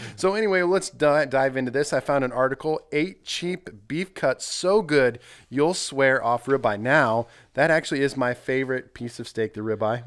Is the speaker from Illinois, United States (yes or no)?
no; Nebraska, United States; moved away as an adult; also born or lived in Minnesota / Colorado / California / South Dakota; now in Missouri, United States; I grew up in Nebraska